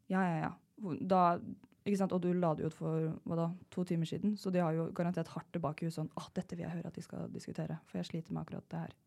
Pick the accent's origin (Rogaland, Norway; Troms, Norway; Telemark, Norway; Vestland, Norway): Telemark, Norway; Jeg er fra Telemark, jeg fra bygda.